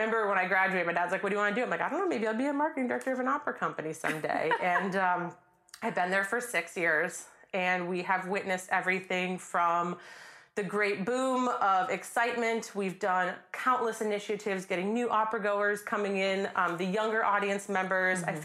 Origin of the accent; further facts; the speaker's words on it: Palm Beach, Florida, United States; moved away as an adult; also born or lived in Minnesota; now in Charlotte, United States; Born and raised in Palm Beach, Florida, so we moved to Minnesota after college for work